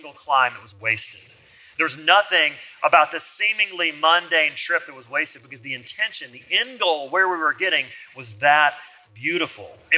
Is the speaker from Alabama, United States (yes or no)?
yes; Alabama, United States; I'm from Alabama